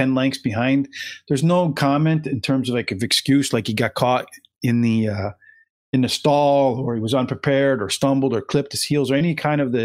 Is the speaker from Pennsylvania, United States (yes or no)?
yes; the Poconos, Pennsylvania, United States; I grew up in the Poconos, so there was no ocean where I was at the intersection of New Jersey and Pennsylvania and Interstate 80.